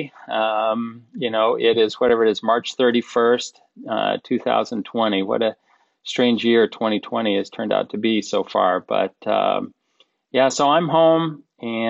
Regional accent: Colorado, United States; moved away as an adult; also born or lived in Tulsa, Oklahoma; now in Southborough, United States; I, as you said, grew up in Colorado, went to school at University of Tulsa in Oklahoma

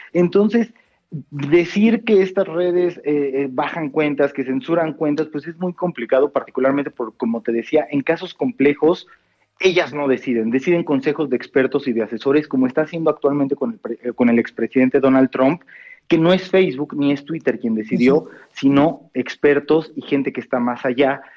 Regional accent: Mexico

